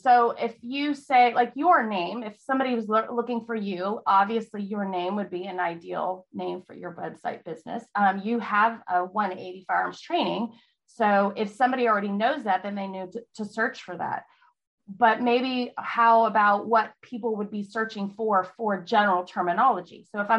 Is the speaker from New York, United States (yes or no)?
no; California, United States; also born or lived in Virginia; now in Texas, United States; Well, I live in Texas. I'm not from here. I'm from California, then Virginia. So military kid. Live in Texas for about 8 years with my husband.